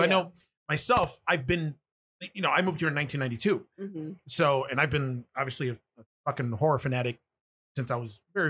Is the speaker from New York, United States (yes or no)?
yes; New York City, New York, United States; now in Buffalo, United States; obviously I'm from New York City.